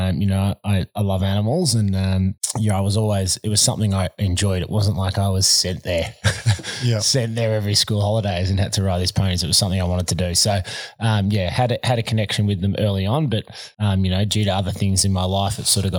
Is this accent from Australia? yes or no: yes; Melbourne, Victoria, Australia; I grew up in Victoria, in Melbourne, in Blackburn, eastern suburbs. So my parents, my mum's from New South Wales and dad is from Barbados. So they met in Sydney, moved to Melbourne and me and my brother born and raised there.